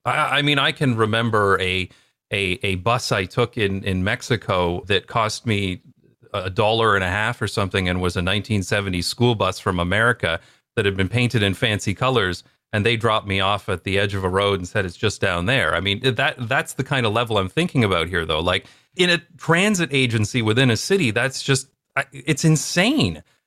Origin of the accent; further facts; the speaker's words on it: London, Ontario, Canada; moved away; my hometown called Wonderland Road